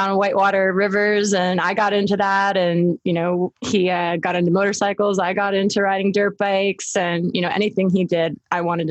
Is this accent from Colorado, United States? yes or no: no; Atlanta, Georgia, United States; moved away as an adult; also born or lived in Maryland / Long Beach, California; now in California, United States; I was born in Maryland and raised in Atlanta, Georgia